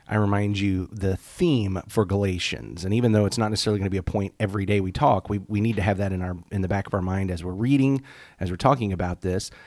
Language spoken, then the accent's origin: English; United States; as an American Christian